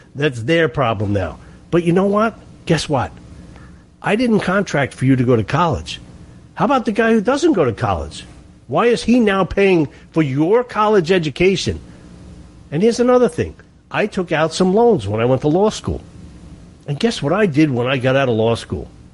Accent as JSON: {"language": "English", "region": "New York", "country": "United States", "said": "Everybody knows I'm from New York"}